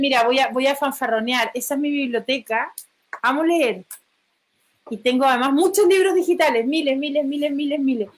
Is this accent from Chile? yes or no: yes; Chile; porque soy chilena